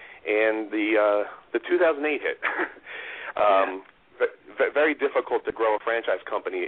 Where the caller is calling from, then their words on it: Wayne, Pennsylvania, United States; I'm from Wayne, Pennsylvania.